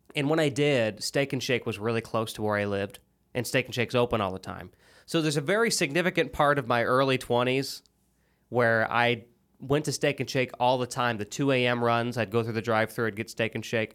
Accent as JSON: {"language": "English", "region": "Illinois", "country": "United States", "moved": "yes", "lives_now": "Tennessee, United States", "said": "I'm from Illinois"}